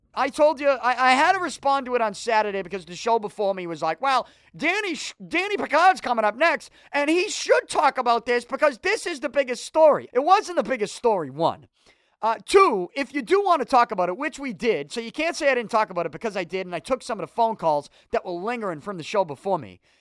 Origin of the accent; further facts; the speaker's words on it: Boston, Massachusetts, United States; I'm from Southie, born and raised